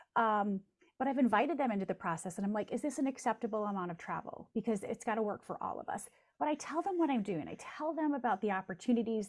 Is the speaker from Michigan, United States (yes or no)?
yes; Jackson, Michigan, United States; my hometown of Jackson, Michigan